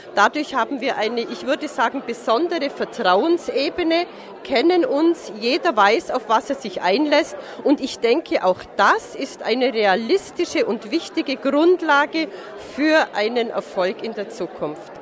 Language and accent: German; Forggensee, between Forggensee and Hohenschwangau, Bavaria, Germany; now in Marktoberdorf, Germany; Im Prinzip bin ich am Forkensee aufgewachsen zwischen Forkensee und Hohenschwangau